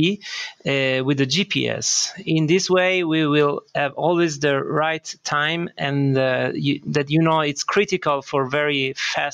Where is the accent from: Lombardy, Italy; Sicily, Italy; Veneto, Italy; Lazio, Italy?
Sicily, Italy; moved away; also born or lived in Bologna, Italy / Germany; I was born here in Sicily, but actually my education was done in northern Italy, in Bologna.